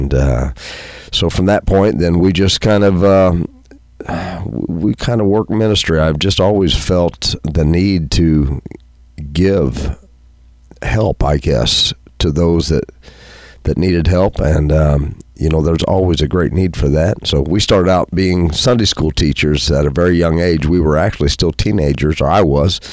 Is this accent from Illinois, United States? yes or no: yes; Pinckneyville, Illinois, United States; growing up in Pinckneyville, my grandparents, the other set of grandparents that I had were farmers, and so I grew up on a farm.